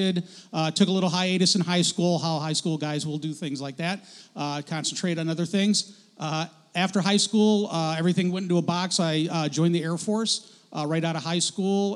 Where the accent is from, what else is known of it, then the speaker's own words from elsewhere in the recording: outside of Detroit, Michigan, United States; moved away as an adult; also born or lived in Florida / Illinois; now in Spokane, United States; I grew up outside of Detroit